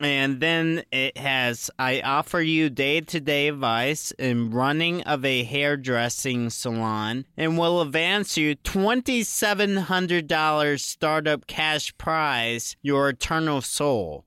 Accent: Virginia, United States; I grew up in Virginia, so sometimes you would get snow days

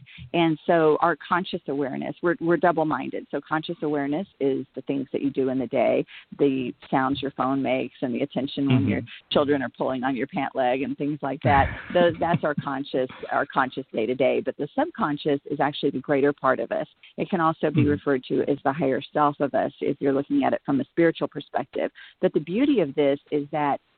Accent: Texas, United States; moved away; also born or lived in Los Angeles / New York; raised in Texas, and you know, grassroots and just Bible Belt area

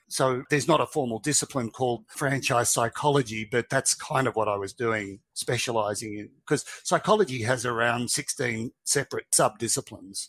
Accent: Australia; from Australia

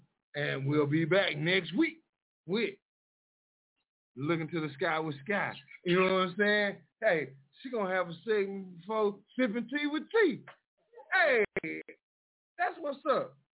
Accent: Mineola, Texas, United States; I'll never be from Dallas, Texas. I'm from Mineola, Texas, 903. That's just what it is.

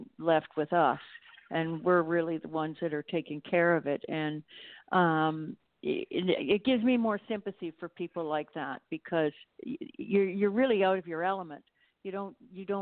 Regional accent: Toronto, Ontario, Canada; born or raised there; moved away as an adult; now in Mexico

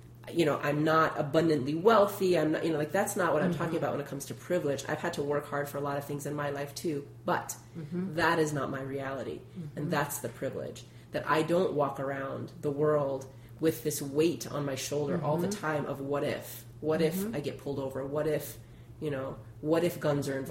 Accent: Illinois, United States; I'm from Illinois

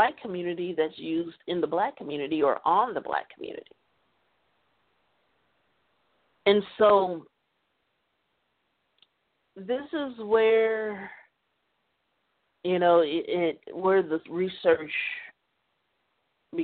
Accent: United States; I'm an American. I live here

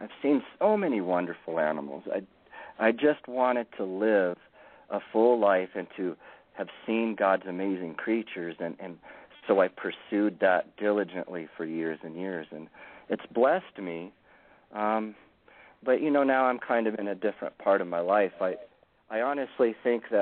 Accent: Lookout Mountain, Colorado, United States; I was raised on Lookout Mountain, Colorado.

